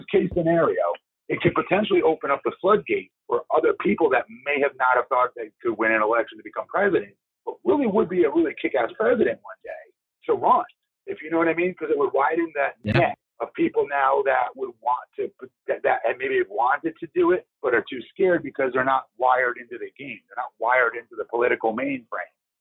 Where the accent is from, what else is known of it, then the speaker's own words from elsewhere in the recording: Longwood, Florida, United States; That's my hometown. That's where I'm raising my son now.